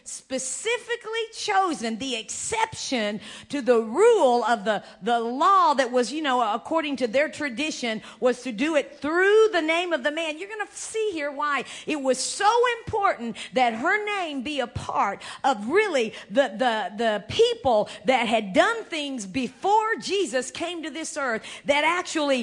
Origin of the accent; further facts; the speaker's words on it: United States; I'm an American, you know, Indian